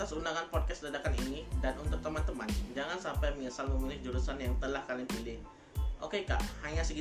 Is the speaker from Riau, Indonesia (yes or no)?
yes; Pekanbaru, Riau, Indonesia; Saya berasal dari Pekanbaru